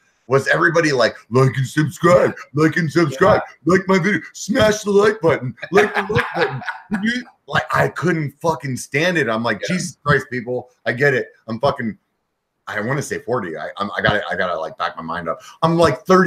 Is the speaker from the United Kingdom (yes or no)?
no; York, Pennsylvania, United States; moved away as an adult; also born or lived in Europe; now in Northern California, United States; I'm actually from Pennsylvania. I grew up in Pennsylvania, little town called York